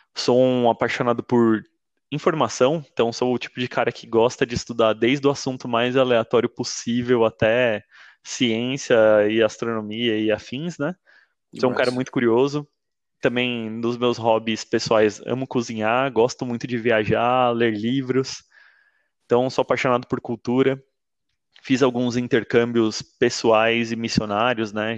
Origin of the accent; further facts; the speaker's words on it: São Paulo, Brazil; Nasci em São Paulo